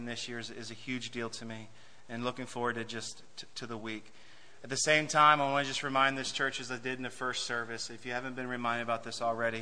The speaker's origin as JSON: {"language": "English", "region": "West Virginia", "country": "United States", "tie": "born or raised there", "moved": "as an adult", "lives_now": "Germany", "said": "West Virginia, that's my home. That's where I was born and raised and spent the first 26 years of my life"}